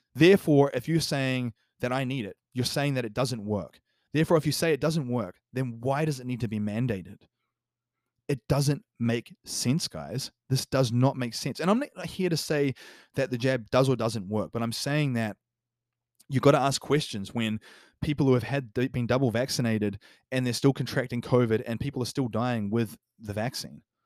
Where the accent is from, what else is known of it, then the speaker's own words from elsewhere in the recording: New Zealand; New Zealand, for example, my home country